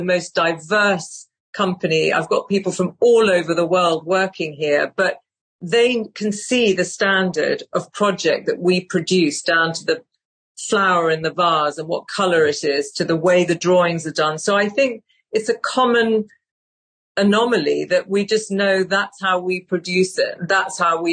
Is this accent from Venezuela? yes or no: no; United Kingdom; I'm British